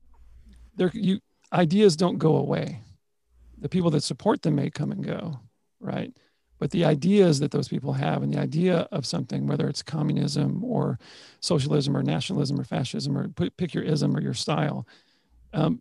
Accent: Texas, United States; I'm from Texas.

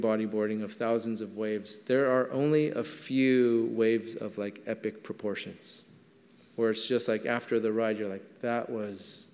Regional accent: Southern California, United States; I grew up in Southern California.

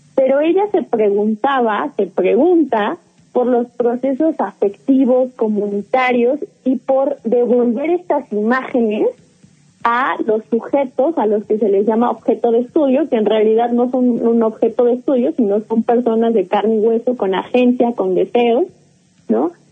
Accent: Mexico; los nuestros, como el mexicano

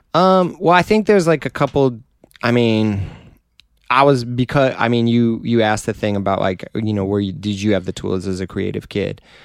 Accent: Detroit, Michigan, United States; Detroit. My, on my dad's side, we're from Tennessee

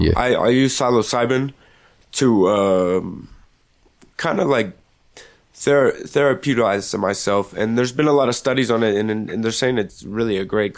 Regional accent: Denver, Colorado, United States; I'm from Denver, Colorado. I've been here for 16 years.

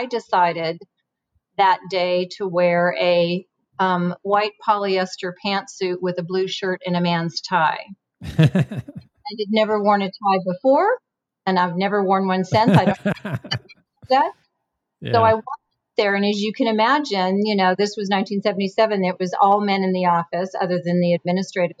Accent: San Jose, California, United States; also born or lived in Minnesota; I grew up in San Jose

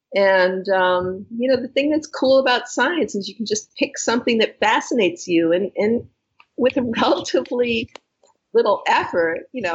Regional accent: New England, United States; New England. Okay. New England.

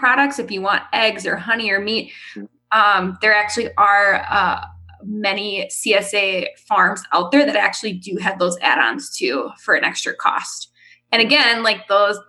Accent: Lake Country area, Wisconsin, United States; also born or lived in Wales, Wisconsin; I live in Wales. I was born and raised in like the Lake Country area.

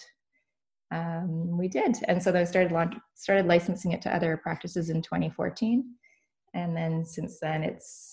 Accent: Canada; now in Vancouver, Canada; And I'm here in Vancouver. We're Canadian

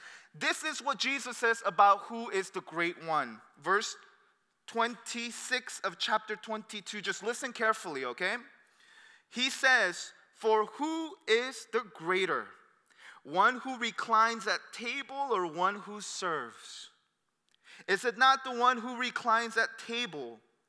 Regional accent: Torrance, California, United States; I'm from Torrance, and that's why I'm just like Cerritos.

